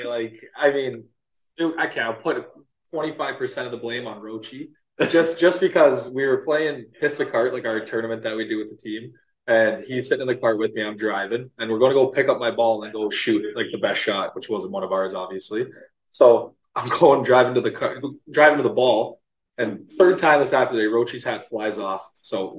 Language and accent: English; Rainy River, Ontario, Canada; was a really small community. Like our town was so small where when you start like youth hockey, you have to go across the border.